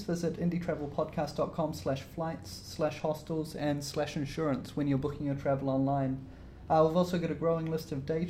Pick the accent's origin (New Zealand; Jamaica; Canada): New Zealand